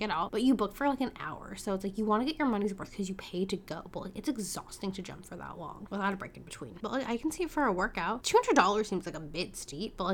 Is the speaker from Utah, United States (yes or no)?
no; San Francisco, California, United States; growing up in San Francisco